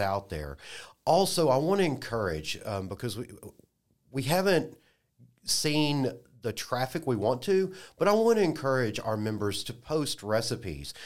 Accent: Dallas, Texas, United States; now in Lafayette, United States; I'm, I'm from Dallas

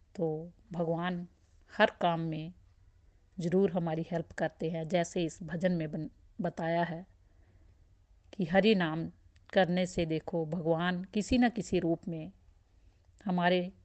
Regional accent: Sujanpur, Punjab, India; now in Delhi, India; मैं basically Sujanpur district Pathankot की रहने वाली हूँ और अब मैं अपनी फैमिली के साथ दिल्ली में रह रही हूँ

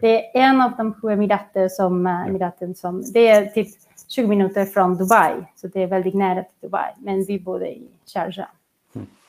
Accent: Barcelona, Catalonia, Spain; Swedish is a second language; moved away as an adult; also born or lived in Qatar; now in Sweden; Jag kommer från Barcelona.

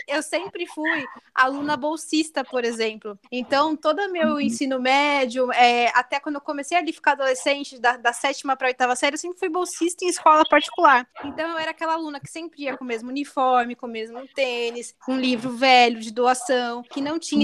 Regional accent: São Paulo, Brazil; Eu sou aqui da Vila Mazei, é um bairro que fica no extremo norte de São Paulo, perto do Tucuruvi.

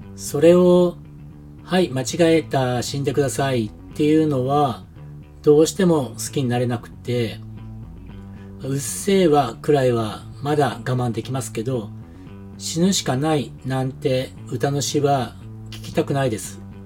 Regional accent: Japan; moved away as an adult; now in New Zealand; 日本で生まれ育った僕

